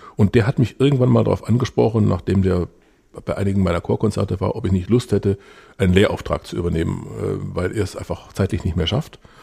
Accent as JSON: {"language": "German", "town": "Ravensburg", "region": "Baden-Württemberg", "country": "Germany", "tie": "born or raised there", "said": "bin in Ravensburg aufgewachsen"}